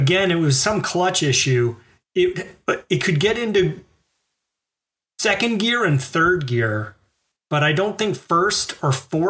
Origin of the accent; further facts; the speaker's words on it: the South, United States; moved away; also born or lived in Boston; being a Southerner